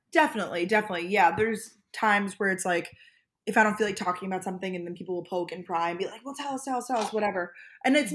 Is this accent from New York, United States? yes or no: yes; Long Island, New York, United States; born or raised there; also born or lived in Georgia / Boston; now in New York City, United States